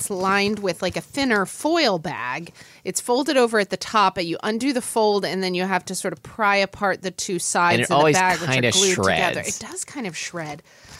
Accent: Oklahoma City, Oklahoma, United States; my hometown.

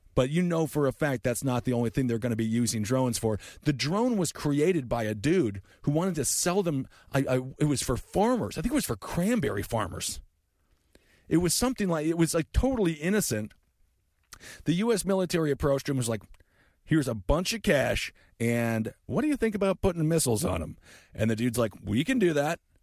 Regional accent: Fargo, North Dakota, United States; I was born in Fargo.

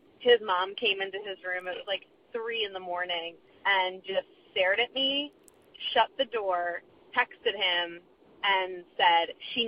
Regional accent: Rhode Island, United States; I'm from Rhode Island, and I'm calling for your prompt that you gave last week about getting the feels at the inopportune time, maybe.

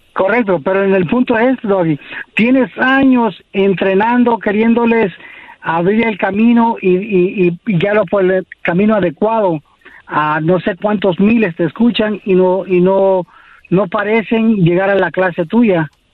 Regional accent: Los Angeles, California, United States; also born or lived in Costa Rica; nací en Costa Rica, pero soy criado aquí en Los Ángeles

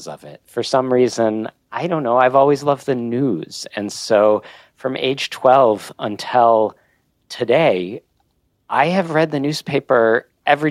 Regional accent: Oak Park, Illinois, United States; I grew up in Oak Park, Illinois

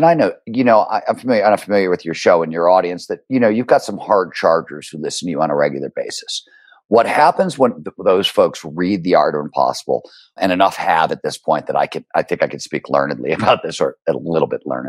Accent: Cleveland, Ohio, United States; When I was growing up in Cleveland, Ohio in the blue collar 70s

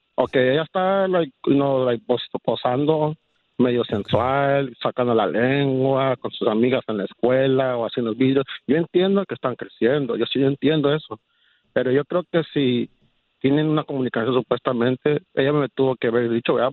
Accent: Mexico; soy mexicano

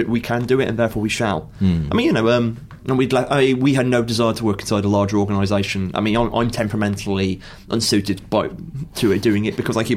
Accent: Stafford, West Midlands, United Kingdom; I'm from Stafford, and I don't believe it had a comic shop then.

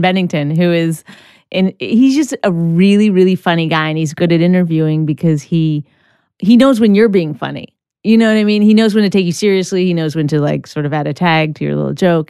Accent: Canada; I'm Canadian

